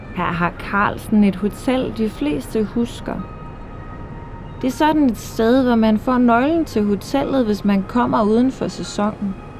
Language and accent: Danish; Frederikshavn, North Denmark Region, Denmark; derude i Kattegat mellem Jødeborg og Frederikshavn, hvor jeg kommer fra